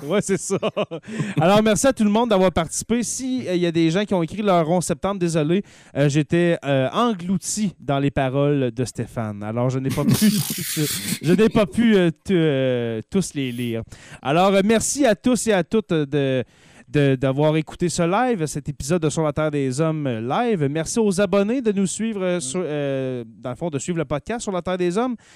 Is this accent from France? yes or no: no; Témiscamingue, Quebec, Canada; un fromage québécois qui est produit chez moi au Témiscamingue